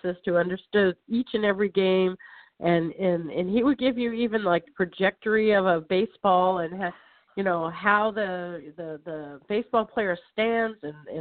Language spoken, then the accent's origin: English; Los Angeles, California, United States; also born or lived in San Fernando Valley / Venice / Mar Vista / Santa Clarita Valley; I'm a native Californian, which is very rare to find these days. Born and raised in Los Angeles